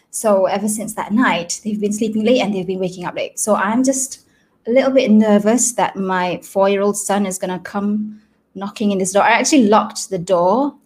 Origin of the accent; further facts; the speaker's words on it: Selangor, Malaysia; first language Malay; English is a second language; I am from Selangor and we are in CMCO